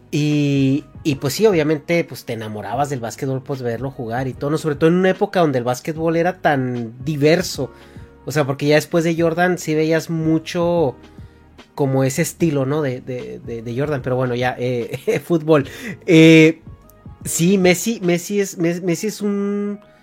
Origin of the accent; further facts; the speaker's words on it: Mexico; hasta mi adolescencia, en México